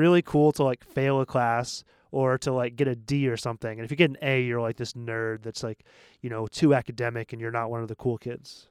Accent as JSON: {"language": "English", "town": "Portland", "region": "Maine", "country": "United States", "tie": "born or raised there", "said": "I come from Portland, Maine, which is a small city of seventy thousand people in the Northeast"}